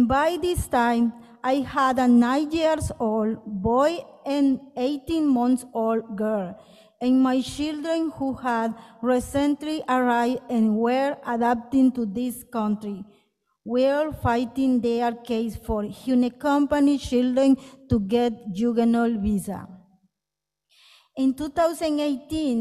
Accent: Guatemala City, Guatemala Department, Guatemala; moved away as an adult; now in United States; I am from Guatemala City

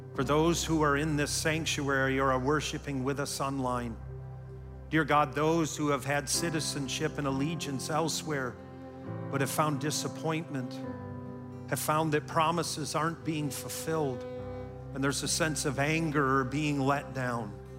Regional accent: Wisconsin, United States; also born or lived in Canada; as a child growing up in Wisconsin

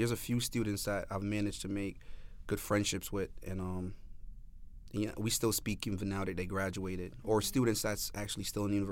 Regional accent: New Haven, Connecticut, United States; I think with us, um, like the New Haven residents, when we think of Yale, we think

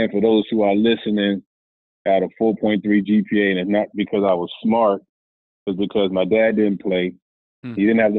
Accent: Miami, Florida, United States; I'm from Miami, Florida

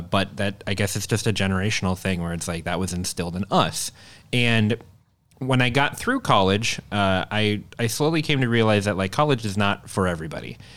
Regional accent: Minnesota, United States; now in Sturgeon Bay, United States; I grew up about forty-five minutes north of Minneapolis

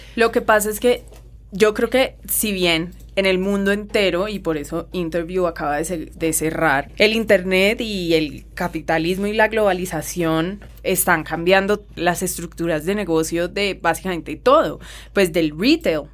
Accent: Colombia; mirarnos a nosotros mismos como colombianos

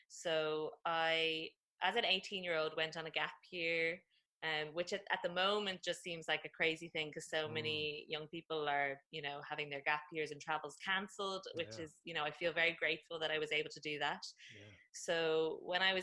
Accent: Dublin, Leinster, Ireland; I am from Dublin originally, and that's where I am right now in Ireland.

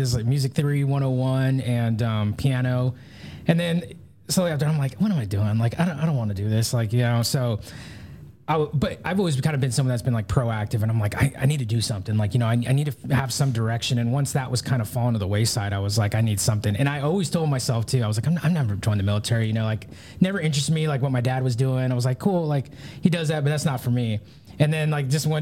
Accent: Burbank, California, United States; moved away as an adult; now in North Carolina, United States; grew up in California, Southern California

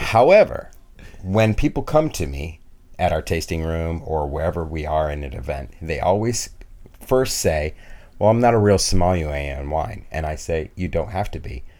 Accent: Vermont, United States; also born or lived in New York; And I was born in New York, but grew up mostly in Vermont.

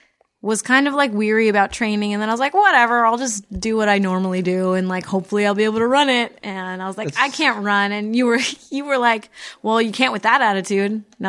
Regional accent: New Jersey, United States; now in Los Angeles, United States; I'm from Jersey.

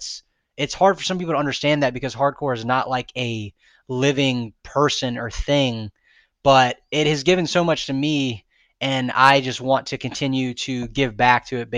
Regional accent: Florida, United States; I'm from Florida. I'm gonna, you know, I can drive the FYA. It's not that far.

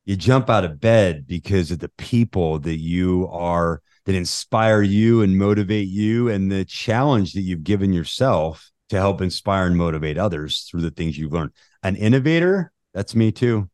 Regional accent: Utah, United States; I grew up in Utah.

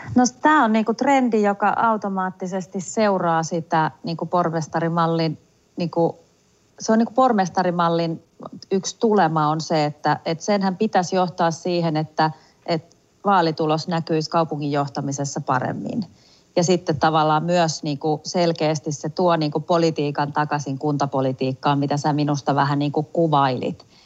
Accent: Tampere, Pirkanmaa, Finland; kotikaupungissani Tampereella

